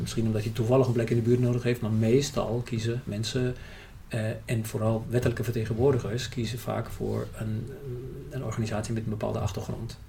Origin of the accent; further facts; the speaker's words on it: Germany; Dutch is a second language; moved away as an adult; also born or lived in United Kingdom; now in Netherlands; ik ben in Duitsland opgegroeid